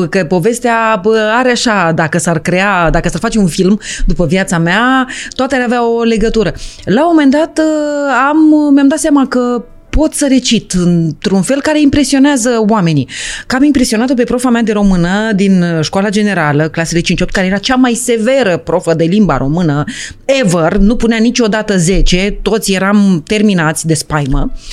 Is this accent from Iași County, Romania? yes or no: yes; Iași, Iași County, Romania; born there; m-am născut la Iași într-o frumoasă uh, noapte de vară